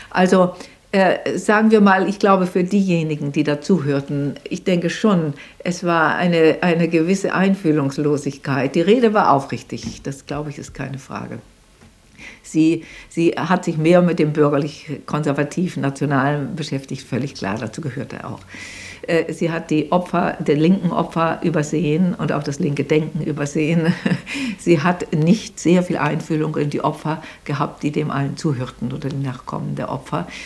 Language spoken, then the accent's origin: German; Germany; Wir sind als Deutsche äh, damit äh, belastet, solange es uns gibt.